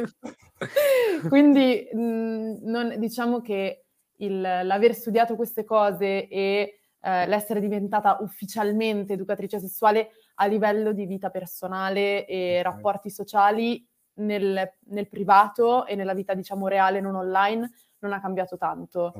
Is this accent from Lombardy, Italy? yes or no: yes; Milan, Lombardy, Italy; moved away as an adult; also born or lived in Australia; Io sono di Milano, e ho un uh, rapporto molto contrastante con la mia città da sempre